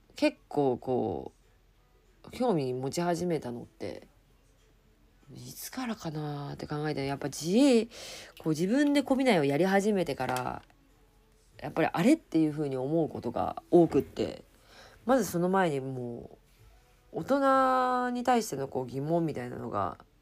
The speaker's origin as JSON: {"language": "Japanese", "country": "Japan", "tie": "born or raised there", "said": "自分の住む国だし、うん、生まれ育った国でもあります"}